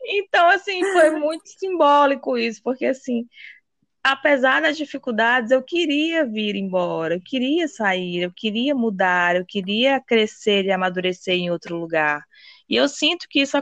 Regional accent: Cajazeiras, Paraíba, Brazil; moved away; minha cidade natal chama Cajazeiras

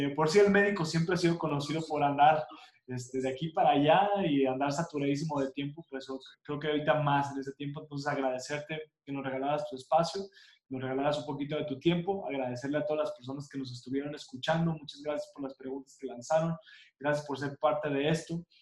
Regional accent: Mexico; nosotros como mexicanos

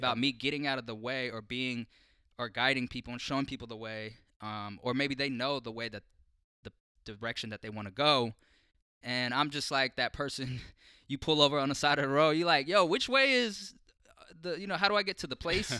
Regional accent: Portland, Oregon, United States; growing up in North Portland, in Columbia Villa

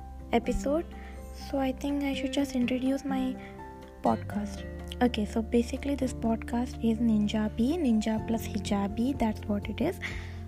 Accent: Hyderabad, Telangana, India; I'm from Hyderabad.

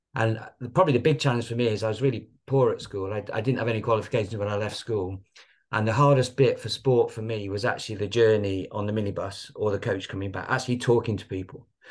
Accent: Blackpool, North West England, United Kingdom; I was brought up in Blackpool

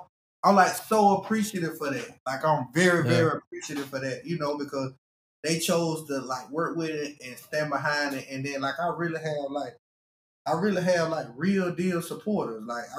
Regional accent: Chicago, Illinois, United States; I really appreciate my hometown. Chicago was a big influence on it. Like, Chicago really stood up. My hometown really stood up.

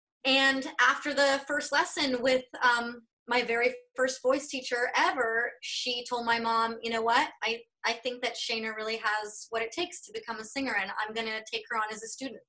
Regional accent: Denver, Colorado, United States; moved away as an adult; also born or lived in Los Angeles; now in Central Texas, United States; I spent, you know, my whole young life growing up in Denver.

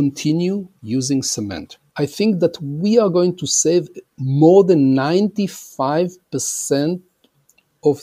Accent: Israel; also born or lived in Argentina / Austin, Texas, United States; I was born in Argentina, immigrated to Israel a long time ago, and actually grew up in Israel

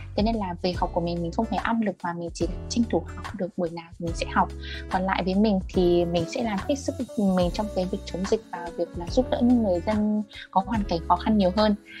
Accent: Tuyên Quang, Vietnam; accent: northern; moved away as an adult; also born or lived in Thái Bình; tỉnh ở quê mình là tuyên quang

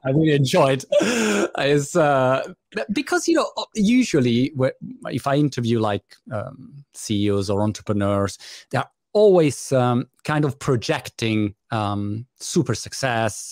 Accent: Italy; I was born in Italy

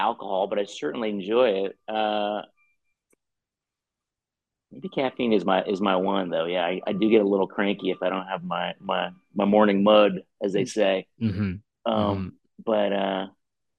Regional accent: New York, United States; I'm a pro Philly New Yorker.

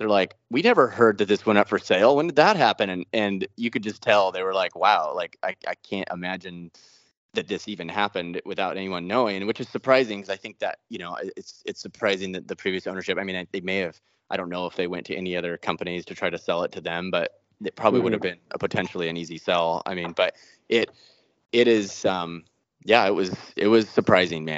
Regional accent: Cottage Grove, Oregon, United States; I grew up in Cottage Grove, Oregon, like way out in the country.

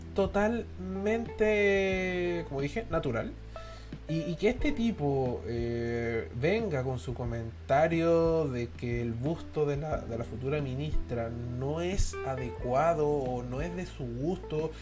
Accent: Chile; Todos somos chilenos

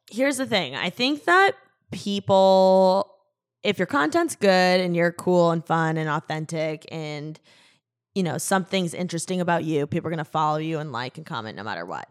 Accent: Midwest, United States; now in Los Angeles, United States; I was raised in the Midwest

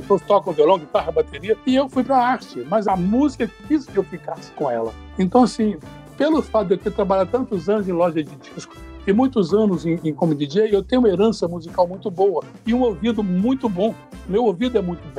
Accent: interior of Minas Gerais, Brazil; moved away; also born or lived in Rio de Janeiro; sou do interior de Minas Gerais

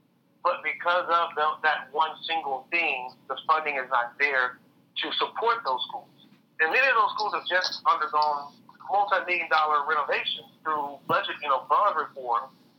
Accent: Houston, Texas, United States; I grew up in inner city Houston.

